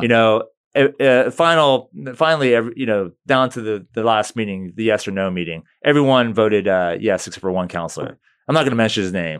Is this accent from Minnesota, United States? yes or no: no; St. Petersburg, Florida, United States; also born or lived in Brandon, Florida; Saint P's my hometown. You know, I grew up, I was born there.